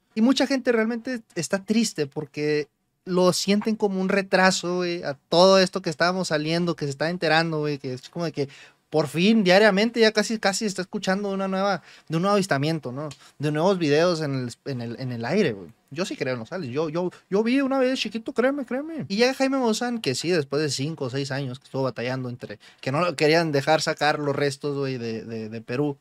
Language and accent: Spanish; Mexico; nosotros mexicanos